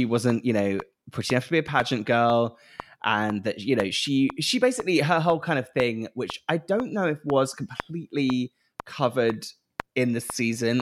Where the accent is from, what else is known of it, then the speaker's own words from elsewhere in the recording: United Kingdom; being British, sometimes sincerity is quite hard to take and hard to listen to, especially on TV, because we're so kind of cynical and that's our whole kind of the way that we're brought up